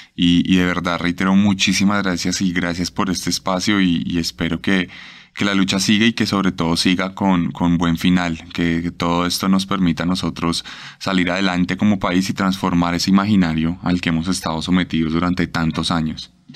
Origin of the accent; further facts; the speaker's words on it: Colombia; mi país